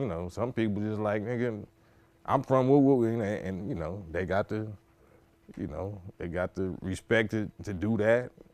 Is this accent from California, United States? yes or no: yes; Compton, California, United States; also born or lived in Watts / Willowbrook; I grew up in Compton and Watts. I grew up in Willowbrook, a little district between Compton and Watts called Willowbrook